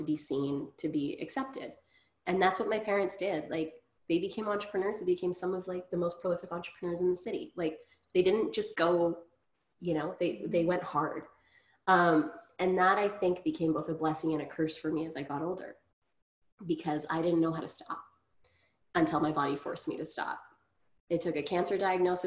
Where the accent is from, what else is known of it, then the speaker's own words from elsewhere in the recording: Grande Prairie, Alberta, Canada; now in Ottawa, Canada; growing up in Grand Prairie